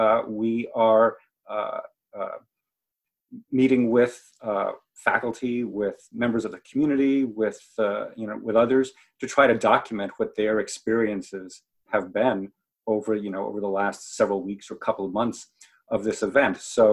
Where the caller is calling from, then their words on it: Newark, Delaware, United States; I am calling from Newark, Delaware. That's where the University of Delaware is.